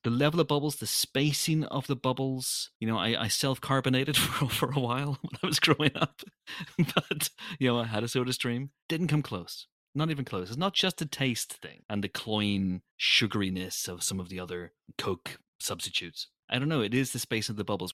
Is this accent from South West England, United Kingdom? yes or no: no; Northern Ireland, United Kingdom; I'm Northern Irish.